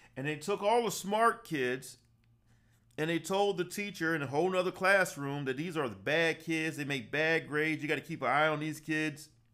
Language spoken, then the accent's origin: English; Savannah, Georgia, United States; also born or lived in Atlanta, Georgia; I grew up in Savannah, Georgia. I went to high school there, graduated college there, worked there, left at the age of 23